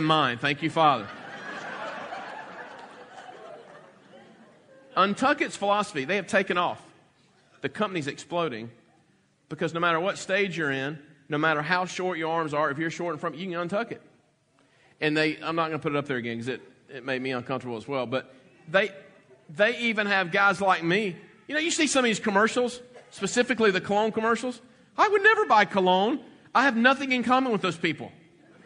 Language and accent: English; the South, United States; growing up in the South